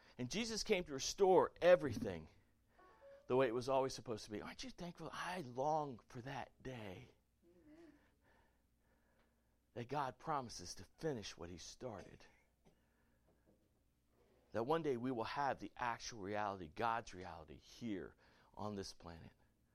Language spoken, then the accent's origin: English; the American South, United States; I'm a good old Southern boy. I'm born in America. I'm American. Born in the South.